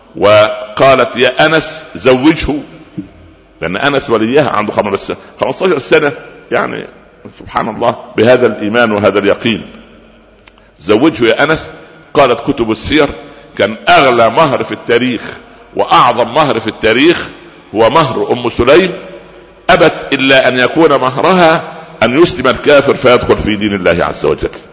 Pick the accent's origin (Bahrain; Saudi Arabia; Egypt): Egypt; Upper Egypt; عندنا في الصعيد